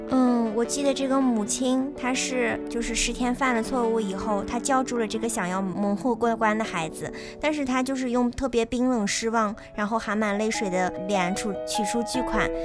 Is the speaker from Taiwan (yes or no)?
no; Taiyuan, Shanxi, China; now in Chongqing, China; 我们都是来自同一个地方啊，都是来自太原